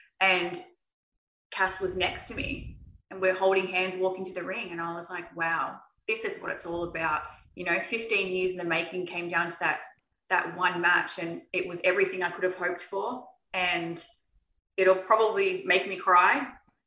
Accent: Australia; Three Aussies

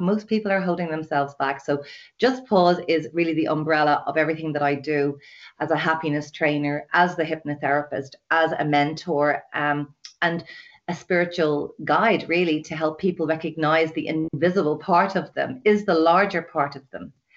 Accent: Dublin, Leinster, Ireland; now in west of Ireland, Ireland; I'm from Dublin, living in the west of Ireland in a lovely little sleepy village

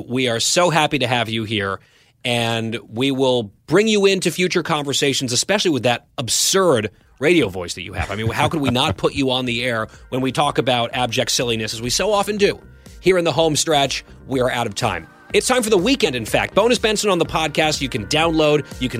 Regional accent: Saudi Arabia; born there; And he opened with that I was born in Saudi.

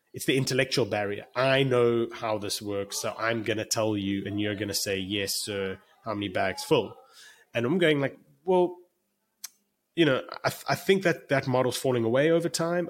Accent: South Africa; moved away as an adult; now in United States; I'm actually sitting in Cape Town, South Africa right now, and I'm South African

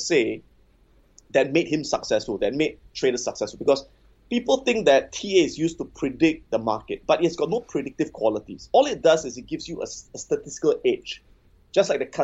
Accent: Singapore; I'm born and bred in Singapore.

